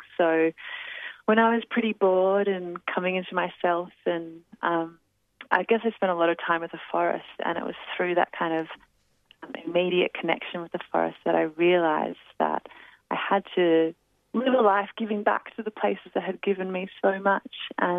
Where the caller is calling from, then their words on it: New South Wales, Australia; I'm tuning in from Gumbangu country in so-called New South Wales on the East Coast.